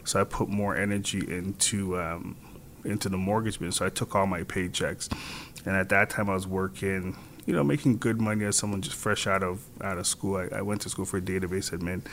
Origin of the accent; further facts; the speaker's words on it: Toronto, Ontario, Canada; I'm from Scarborough